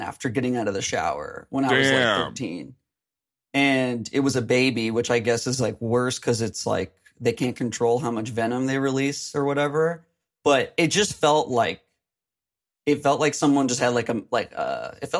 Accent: Phoenix, Arizona, United States; I'm from Phoenix

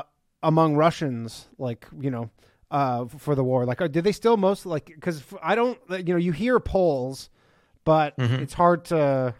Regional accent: Canada; now in New York, United States; I live in New York, but I'm from Canada.

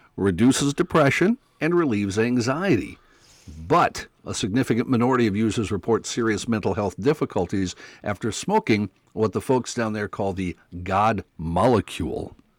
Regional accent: Mandan, North Dakota, United States; moved away; I grew up in Mandan, North Dakota

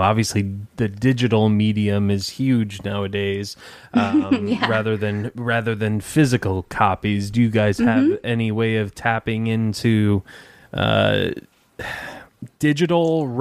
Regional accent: Dearborn, Michigan, United States; I'm from Dearborn area, Detroit, yep. Dearborn.

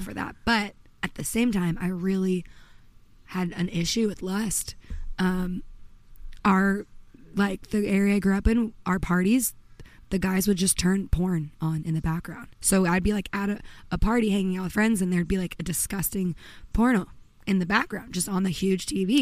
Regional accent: Redondo Beach, California, United States; moved away as an adult; also born or lived in Pennsylvania / Nashville; I grew up in Los Angeles suburbs in Redondo Beach, which was kind of like a sleepy surfer town

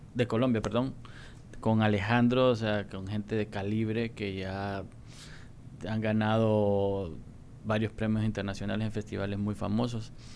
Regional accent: Honduras; somos un pueblo noble

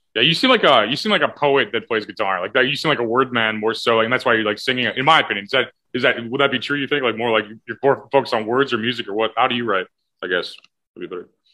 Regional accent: O'Fallon, United States; in O'Fallon, oh where I'm actually from

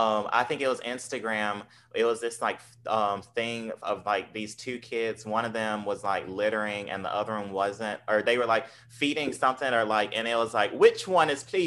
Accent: Southern United States, United States; accent: genteel Southern; I sound Southern, but there's a, I guess, not to sound like, I'm the smartest ever, but I have more of a genteel Southern accent

